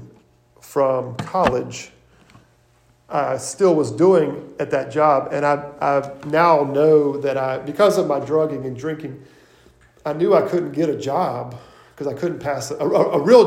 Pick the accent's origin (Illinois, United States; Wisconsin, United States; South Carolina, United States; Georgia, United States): South Carolina, United States; Irmo; I'm from Irmo.